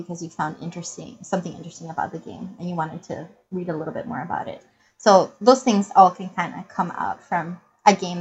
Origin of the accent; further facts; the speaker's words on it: Puerto Rico; now in United States; I was born and raised in Puerto Rico